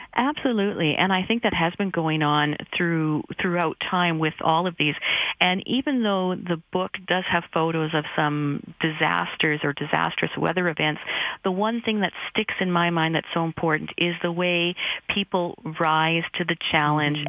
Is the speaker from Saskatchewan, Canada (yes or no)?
yes; Regina, Saskatchewan, Canada; I grew up in Regina